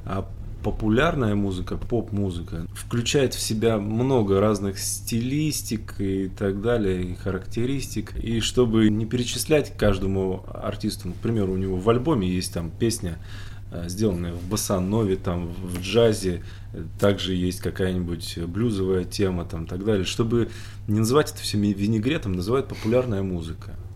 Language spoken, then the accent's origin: Russian; Siberia, Russia; now in Moscow, Russia; мы же все из Сибири